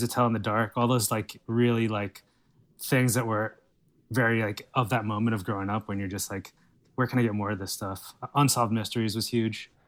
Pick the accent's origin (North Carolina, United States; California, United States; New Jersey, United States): New Jersey, United States; moved away; I'm from New Jersey originally